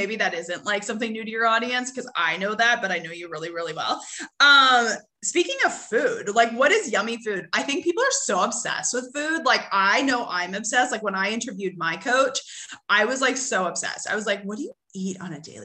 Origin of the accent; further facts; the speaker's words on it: Canada; now in United States; I grew up in Canada, now live in the US